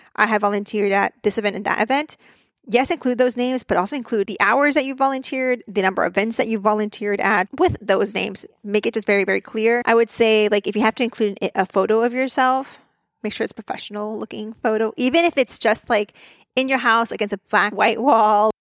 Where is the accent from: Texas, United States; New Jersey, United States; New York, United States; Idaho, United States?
Texas, United States; my home state of Texas